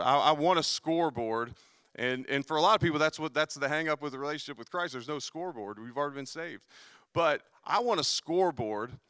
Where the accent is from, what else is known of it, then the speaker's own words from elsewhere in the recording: Cincinnati, Ohio, United States; moved away; I'm also from Cincinnati.